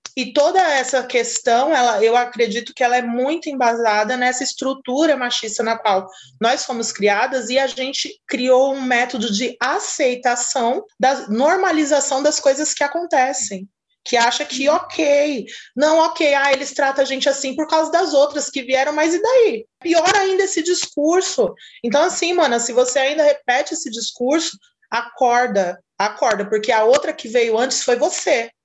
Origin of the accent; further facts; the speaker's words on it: Brazil; moved away as an adult; now in Portugal; eu vivi minha vida toda no Brasil